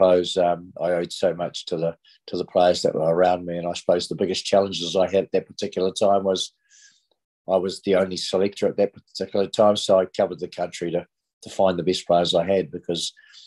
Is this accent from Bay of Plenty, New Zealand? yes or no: yes; Bay of Plenty, New Zealand; I came from the Bay of Plenty